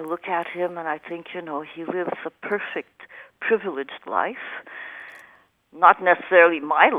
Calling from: Montreal, Quebec, Canada; I'm calling you from Montreal.

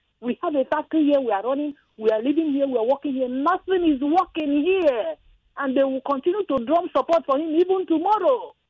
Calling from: Ogun State, Nigeria; I'm calling from Matogu, Ogun State.

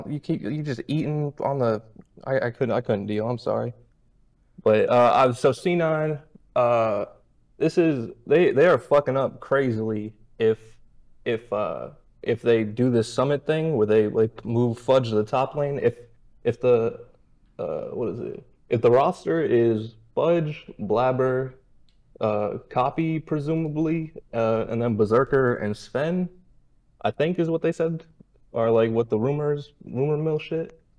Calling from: Dar es Salaam, Tanzania; Uh, Dar es Salaam, Tanzania.

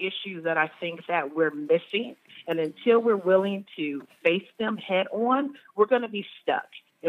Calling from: Dallas, Texas, United States; From Dallas, Texas.

